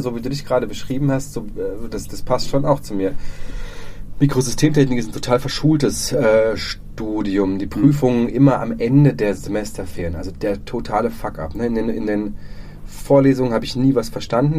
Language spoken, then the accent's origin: German; Freiburg, Baden-Württemberg, Germany; also born or lived in Dresden; ich komme hier aus Freiburg. Ähm, die, ich, bin, ich bin Herder mal Jung